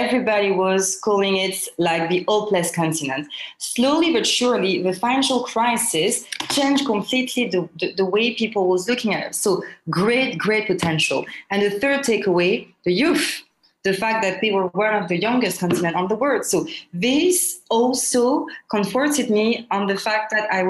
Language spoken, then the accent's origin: English; Côte d’Ivoire; moved away as an adult; also born or lived in Paris / Lyon; I was born and raised in Ivory Coast, Côte d'Ivoire